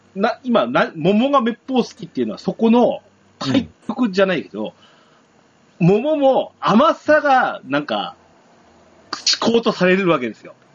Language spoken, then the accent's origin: Japanese; Yamagata, Japan; うちの地元だと、まあ、これリンゴもそうですね